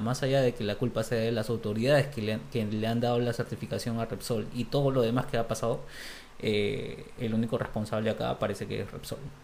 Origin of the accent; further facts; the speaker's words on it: Peru; en Perú estamos.